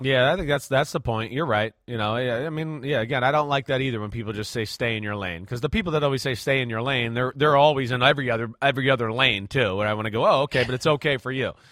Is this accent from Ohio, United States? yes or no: no; New Jersey, United States; In Jersey, we were a bunch of meatheads.